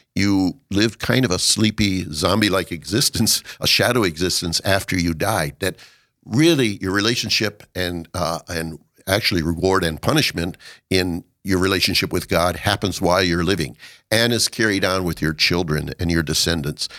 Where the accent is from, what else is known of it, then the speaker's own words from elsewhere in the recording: Watertown, South Dakota, United States; moved away as an adult; to Watertown, and my hometown, since my parents were the reason for coming home.